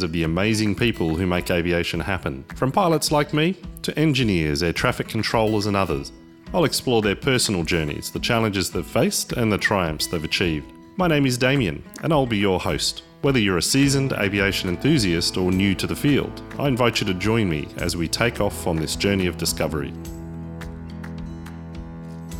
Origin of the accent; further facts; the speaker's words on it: Australia; I'm an Australian, and we're sitting on the sunny coast